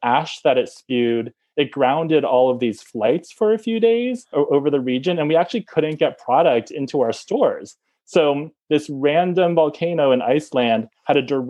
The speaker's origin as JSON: {"language": "English", "area": "Bay Area", "region": "California", "country": "United States", "tie": "born or raised there", "also_born_or_lived": "Connecticut", "moved": "as an adult", "said": "I grew up in the Bay Area."}